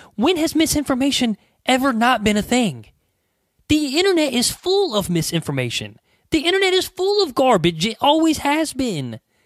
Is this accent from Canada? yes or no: no; United States; we as the American people